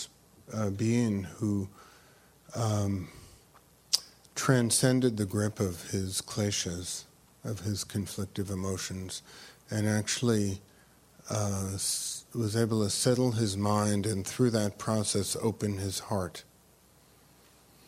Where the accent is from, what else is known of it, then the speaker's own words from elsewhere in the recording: New York City, New York, United States; I grew up on the Lower East Side